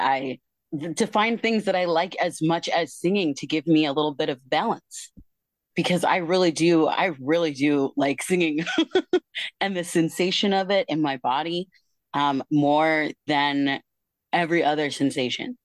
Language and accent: English; Tacoma, Washington, United States; I am from Tacoma, Washington